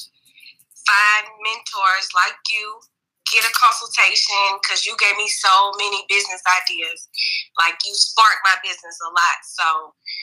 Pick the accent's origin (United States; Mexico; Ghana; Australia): United States; Mobile, Alabama; I'm from Mobile, Alabama.